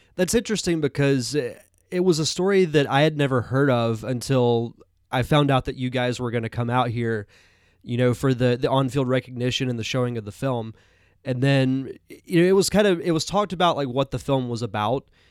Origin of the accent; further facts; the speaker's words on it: Pensacola, Florida, United States; my hometown of Pensacola, Florida